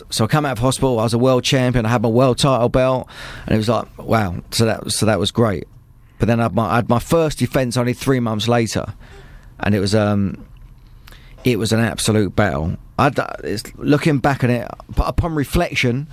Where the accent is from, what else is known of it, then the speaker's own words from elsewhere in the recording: Luton, East of England, United Kingdom; I'm just from Luton town up the road